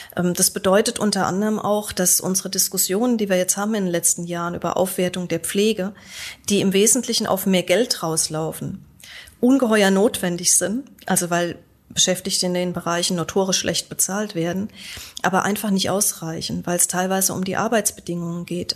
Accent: Göttingen, Lower Saxony, Germany; Also auch in Göttingen, wo ich herkomme

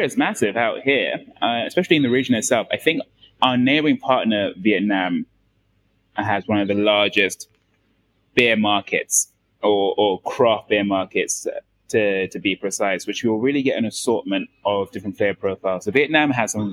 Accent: London, United Kingdom; moved away as an adult; now in Phnom Penh, Cambodia; coming from London, um, if your listeners can't tell from my accent uh, at this moment, but coming from London

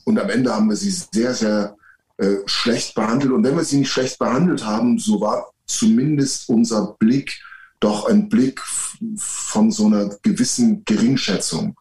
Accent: near Leipzig, Saxony, Germany; ich bin in der Nähe von Leipzig geboren

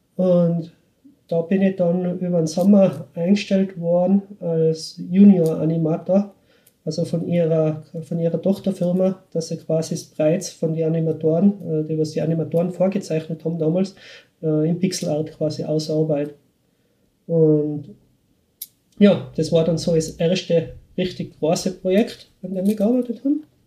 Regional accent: Schwaz, Tyrol, Austria; accent: Tiroler Dialekt; now in Vienna, Austria; ich bin in Schwarz bin ich aufgewachsen

